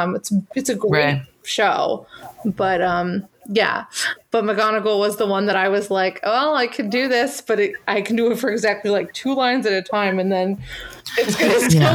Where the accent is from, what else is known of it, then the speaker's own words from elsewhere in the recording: United States; I'm an American girl